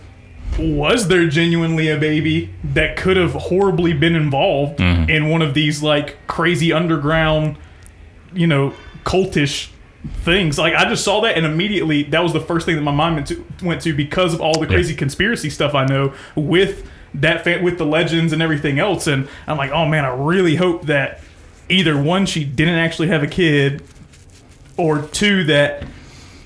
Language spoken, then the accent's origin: English; United States; I have a love for America because it's the patriotic love of this is where I was born and raised